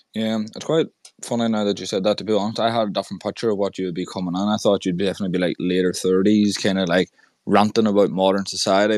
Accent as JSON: {"language": "English", "country": "Ireland", "said": "I'm from Ireland"}